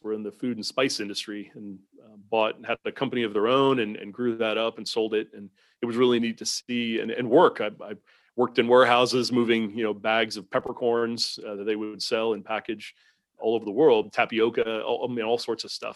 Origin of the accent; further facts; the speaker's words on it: Southampton, New York, United States; moved away as an adult; now in Southeastern United States; grew up on Long Island in a little town called Southampton out on the end of the, end of the island there